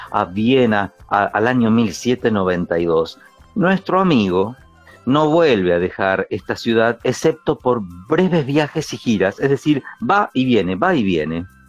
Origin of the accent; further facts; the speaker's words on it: Pehuajó, Buenos Aires Province, Argentina; soy del campo, que soy de Peguajó